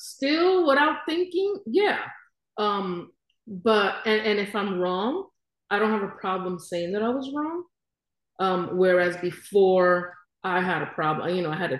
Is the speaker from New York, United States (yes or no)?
yes; New York City, New York, United States; moved away as an adult; now in Florida, United States; I was raised in Brooklyn